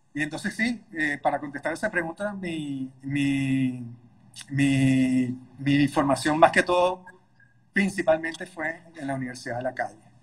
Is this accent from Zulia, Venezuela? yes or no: no; Caracas, Capital District, Venezuela; En Caracas, Venezuela, de donde soy